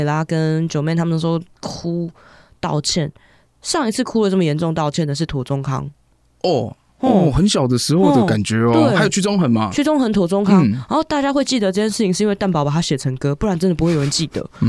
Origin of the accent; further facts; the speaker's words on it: Taiwan; 我们台湾人